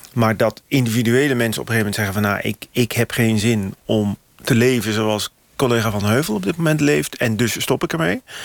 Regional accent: North Brabant, Netherlands; ik kom uit Brabant

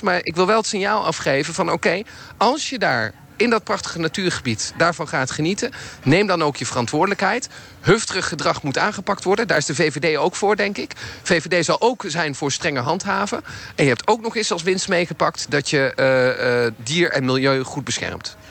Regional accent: Nijmegen, Gelderland, Netherlands; als Nijmegenaar

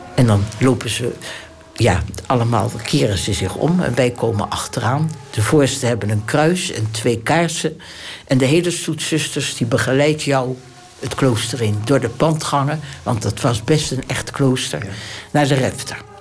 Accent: Delft, South Holland, Netherlands; moved away as an adult; Ik ben geboren in Delft, 16 januari 1926.

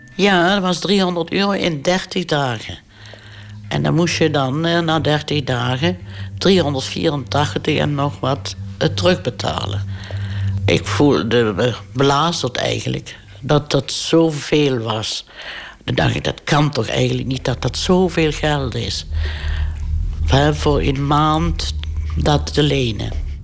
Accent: Limburg, Netherlands; moved away as an adult; also born or lived in Houten; terug kon naar Limburg, waar ik vandaan kom

